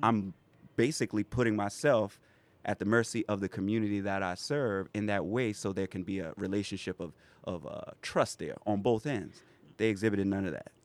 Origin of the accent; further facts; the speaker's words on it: Pineville, South Carolina, United States; now in Charleston, United States; born and raised in Pineville, South Carolina